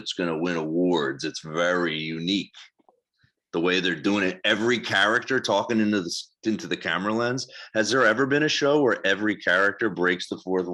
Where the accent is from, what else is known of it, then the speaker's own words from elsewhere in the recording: New Jersey, United States; moved away as an adult; also born or lived in New York; I'm from South Jersey